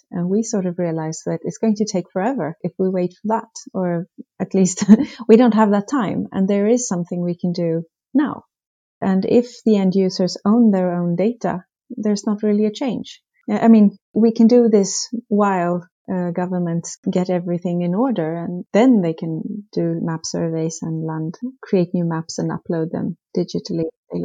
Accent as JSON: {"language": "English", "country": "Sweden", "second_language": "English", "said": "I've of course noticed that addressing is often not as well developed as I was used to from Sweden."}